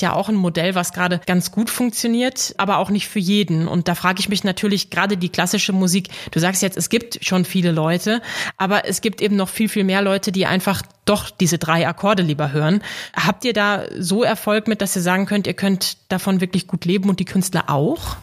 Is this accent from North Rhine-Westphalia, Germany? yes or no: yes; Dortmund, North Rhine-Westphalia, Germany; now in Hamburg, Germany; Ich bin gebürtige Dortmunderin